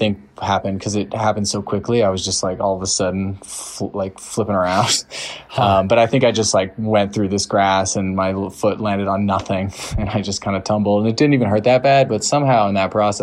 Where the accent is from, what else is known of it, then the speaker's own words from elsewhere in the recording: Colorado, United States; moved away as an adult; now in Bozeman, United States; I'm from Colorado, but for the last 2 years, I've been in Montana to go to school